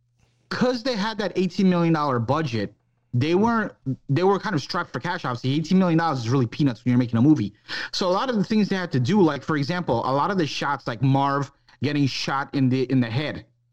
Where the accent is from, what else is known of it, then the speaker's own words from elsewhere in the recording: New York, United States; it was shot in New York. That's my hometown.